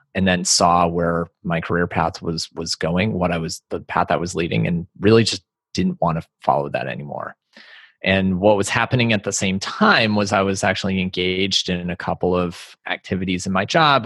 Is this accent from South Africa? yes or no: no; East Coast, United States; moved away as an adult; also born or lived in Los Angeles; I grew up on the East Coast and then moved out to L A after I graduated college